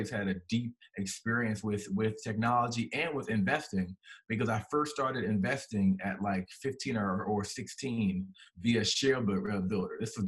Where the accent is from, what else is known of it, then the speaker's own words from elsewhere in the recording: Maryland, United States; moved away as an adult; now in North Carolina, United States; I am born and raised in Maryland